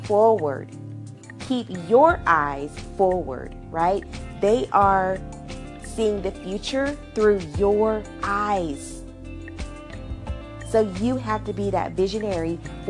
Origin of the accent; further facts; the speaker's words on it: Arkansas, United States; I'm from Arkansas